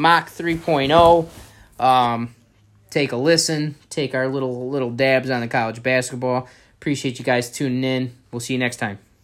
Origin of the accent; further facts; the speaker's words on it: Michigan, United States; We're from Michigan. We're Michigan guys.